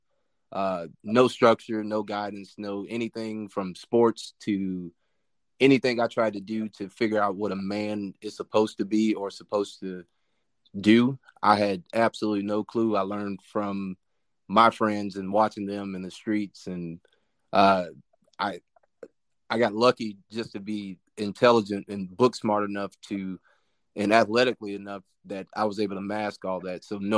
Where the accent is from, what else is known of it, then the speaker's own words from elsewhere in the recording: Peoria, Illinois, United States; I'm from Peoria, Illinois, about 2 hours south of Chicago. I was born there, bounced all over the country.